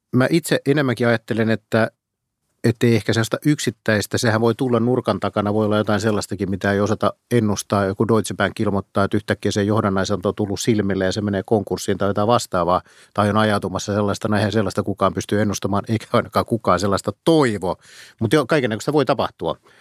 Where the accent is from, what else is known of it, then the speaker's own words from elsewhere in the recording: Pori, Satakunta, Finland; mä olen Porista kotoisin